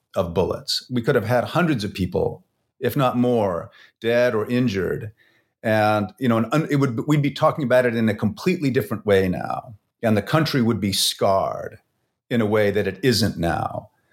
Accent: Vancouver, British Columbia, Canada; I'm from Vancouver

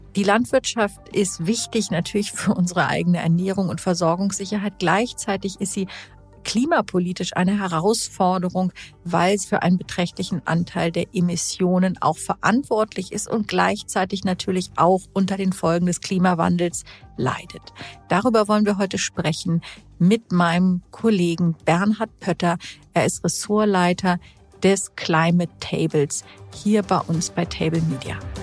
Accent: Hamburg, Germany; ich bin ja in Hamburg aufgewachsen

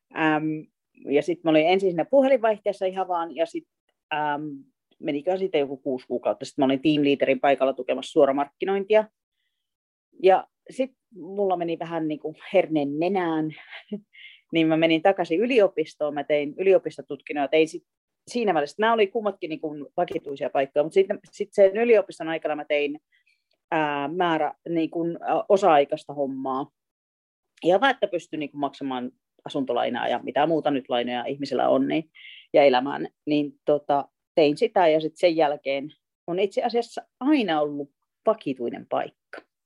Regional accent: Juankoski, North Savo, Finland; moved away as an adult; now in Glasgow, United Kingdom; mä olen Savosta alun perin Juankoskelta

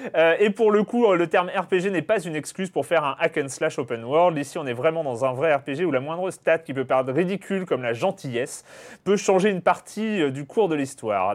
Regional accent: France; en tant que Français.

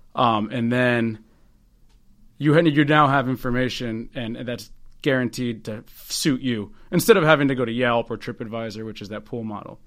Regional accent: Northern Virginia, United States; now in Baltimore, United States; Originally from Northern Virginia

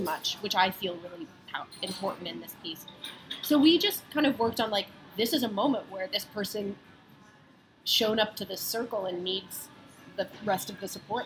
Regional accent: United States; I grew up outside of Washington D.C.

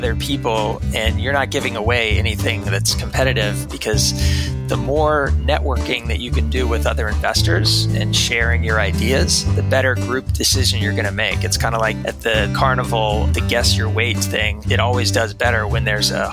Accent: Texas, United States; moved away as an adult; also born or lived in New York City; I grew up in Texas most of my life.

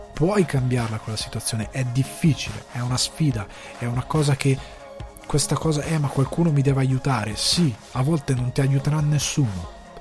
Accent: Italy; moved away as an adult; now in Ireland; un'intera generazione, che è la mia, di loro figli, non vive in Italia

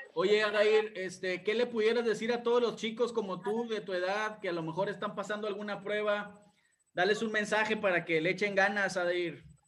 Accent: Monterrey, Nuevo León, Mexico; yo soy de Monterrey, estoy en Monterrey

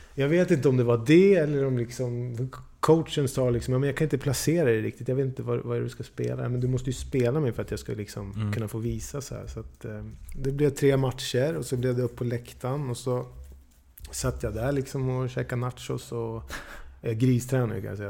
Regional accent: Dalarna County, Sweden; also born or lived in Gävle; jag är född i Gävle liksom, men växt upp i Dalarna

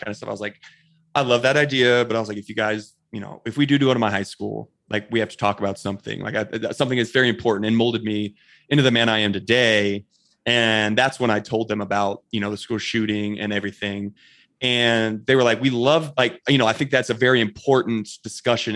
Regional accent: Bailey, Colorado, United States; I grew up in a small town here in, uh, Colorado called Bailey, Colorado

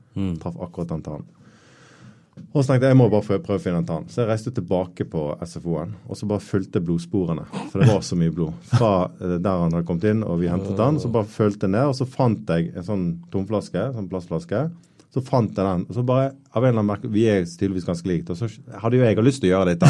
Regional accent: Bergen, Vestland, Norway; jeg vokste opp eh, på Søreide

